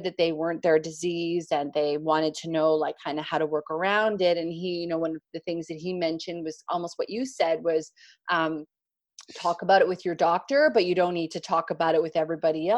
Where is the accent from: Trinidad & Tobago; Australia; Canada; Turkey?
Canada; I'm a Canadian